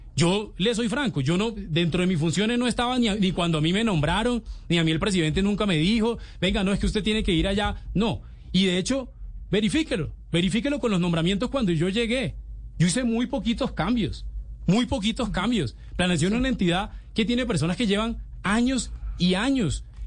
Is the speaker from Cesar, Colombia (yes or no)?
yes; Valledupar, Cesar, Colombia; moved away; ella es de Valledupar y yo soy de Valledupar